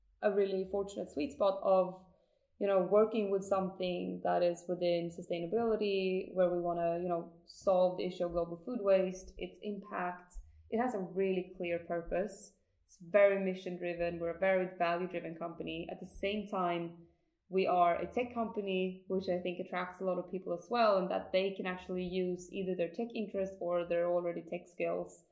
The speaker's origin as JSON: {"language": "English", "area": "countryside outside of Uppsala", "region": "Uppsala County", "country": "Sweden", "tie": "born or raised there", "said": "I did not grow up in Stockholm. I'm actually from the countryside outside of Uppsala"}